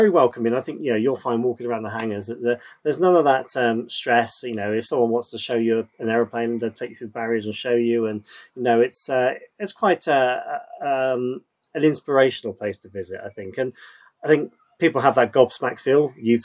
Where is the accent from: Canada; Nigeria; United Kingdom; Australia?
United Kingdom; Oxfordshire, South East England; moved away as an adult; also born or lived in Reading; now in Biggleswade, United Kingdom; I was brought up in Oxfordshire, not too far south of Oxford